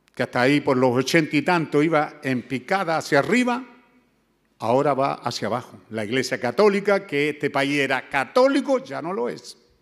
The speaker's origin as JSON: {"language": "Spanish", "country": "Chile", "moved": "yes", "said": "allá en mi tierra mis viejos le decían los güeyes"}